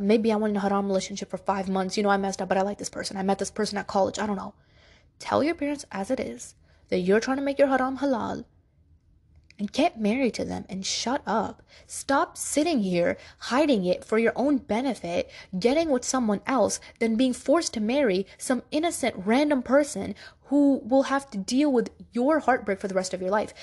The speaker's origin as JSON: {"language": "English", "town": "New York City", "region": "New York", "country": "United States", "tie": "born or raised there", "said": "I was born in Brooklyn, New York, but my family is from Pakistan."}